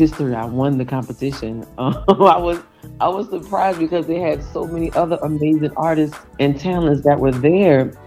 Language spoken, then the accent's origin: English; New Orleans, Louisiana, United States; I am from New Orleans, Louisiana.